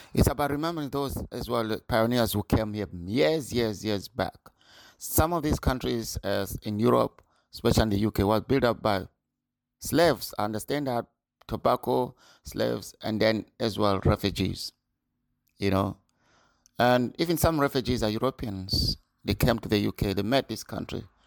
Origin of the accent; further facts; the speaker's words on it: Zimbabwe; now in Scotland, United Kingdom; I was born in Zimbabwe, living in U K now, in Scotland, in U K for twenty-three years